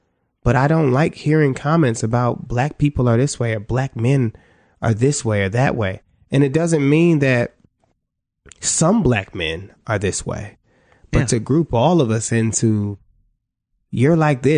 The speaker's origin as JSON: {"language": "English", "town": "Cleveland", "region": "Ohio", "country": "United States", "said": "You know, I'm from Cleveland, Ohio, you know?"}